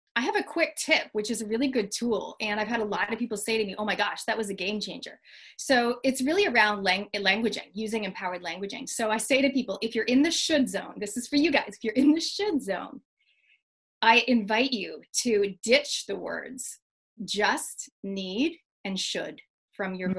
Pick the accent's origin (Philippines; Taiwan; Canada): Canada; moved away; I'm originally from Canada